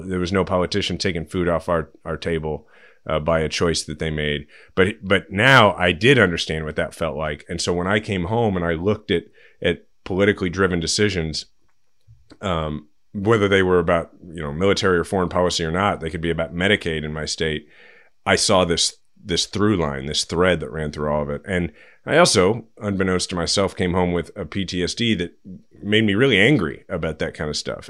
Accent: Kansas City, Missouri, United States; my kids are sixth generation Kansas Cityans

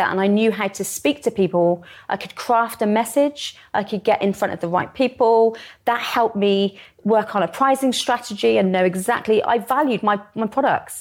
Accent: Somerset, South West England, United Kingdom; I'm from Somerset

